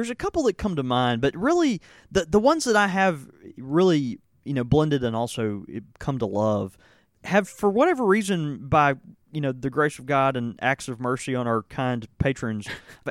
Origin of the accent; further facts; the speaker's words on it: Southern United States, United States; Look, I'm a Waffle House fan as much as any Southerner.